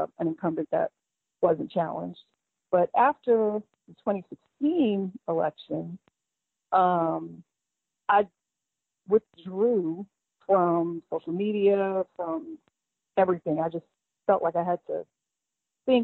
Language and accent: English; New Orleans, Louisiana, United States; moved away as an adult; now in Lawrenceville, United States; I am originally from New Orleans. I moved here after I graduated from LSU